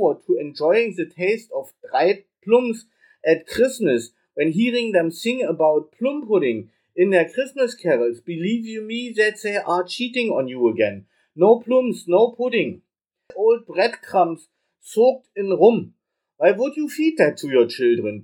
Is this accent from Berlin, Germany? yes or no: yes; Berlin, Germany; from Berlin, from Germany